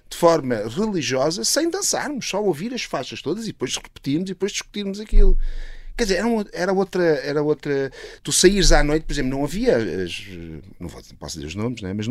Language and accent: Portuguese; Italy; bom, eu sou italiano, uh, na verdade.